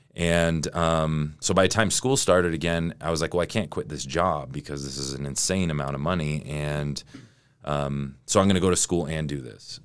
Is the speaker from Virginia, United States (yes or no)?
no; Sandy, Utah, United States; also born or lived in Salt Lake City, Utah; I'm from, I'm from Utah. I'm from Salt Lake. I grew up in Sandy